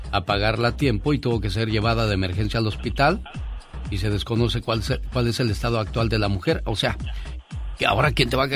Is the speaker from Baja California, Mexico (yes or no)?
no; Guadalajara, Jalisco, Mexico; moved away; Un saludo para la gente de Guadalajara, Jalisco, porque un día salí de Guadalajara, pero Guadalajara nunca salió de mí.